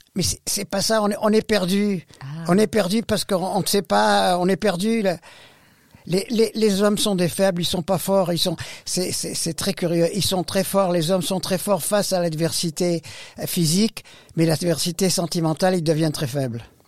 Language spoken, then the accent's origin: French; Beirut, Beirut Governorate, Lebanon; moved away; je, suis né au Liban. Je suis né à Beyrouth